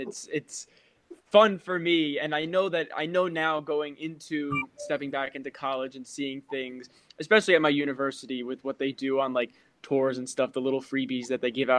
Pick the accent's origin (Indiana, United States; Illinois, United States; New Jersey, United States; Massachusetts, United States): New Jersey, United States; Randolph; I am from Randolph, New Jersey. That's where I am right now.